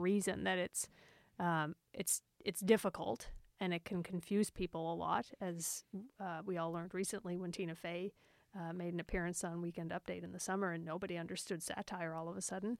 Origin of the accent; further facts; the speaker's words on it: Cape Breton, Nova Scotia, Canada; in Cape Breton where I grew up